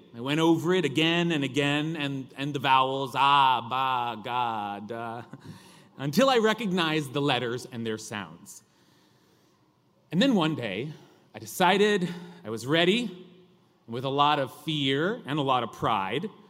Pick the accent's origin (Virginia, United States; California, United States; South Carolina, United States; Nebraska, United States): California, United States; accent: California drawl; my accent, that, that California drawl